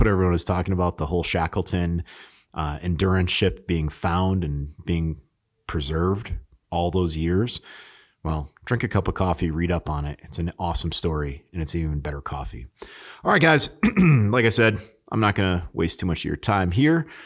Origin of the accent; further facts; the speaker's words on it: New England, United States; also born or lived in Alaska; I grew up in New England